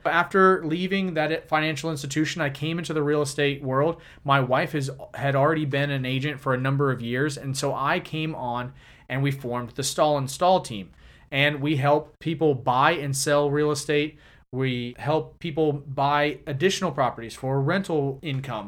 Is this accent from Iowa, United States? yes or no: no; Jacksonville, Florida, United States; I was born and raised here in Jacksonville